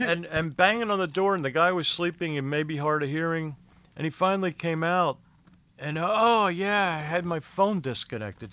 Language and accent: English; Philadelphia, Pennsylvania, United States; moved away as an adult; also born or lived in Florida / West Palm Beach / Fort Pierce; I grew up in Philadelphia area